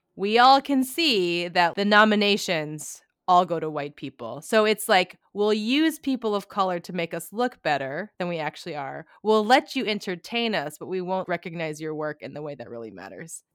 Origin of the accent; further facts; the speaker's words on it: Kalamazoo, Michigan, United States; Kalamazoo," which is the city in Michigan I was born in.